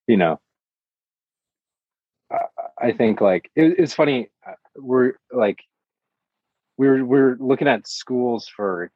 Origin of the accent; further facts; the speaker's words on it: Michigan, United States; now in Los Angeles, United States; I grew up in Michigan